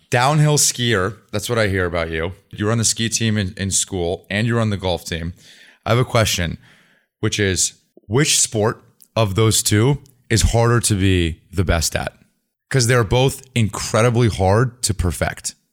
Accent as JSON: {"language": "English", "region": "Vermont", "country": "United States", "tie": "born or raised there", "said": "I grew up in Vermont"}